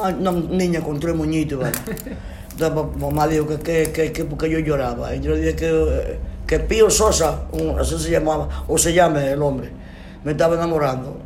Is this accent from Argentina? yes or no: no; San José de las Matas, Santiago Rodríguez, Dominican Republic; nací, nací, en San José Santiago Rodríguez, mi pueblo